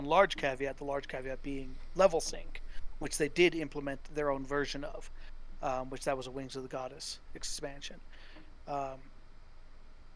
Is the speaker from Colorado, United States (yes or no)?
yes; Estes Park, Colorado, United States; I grew up in Estes Park, which is a small mountain town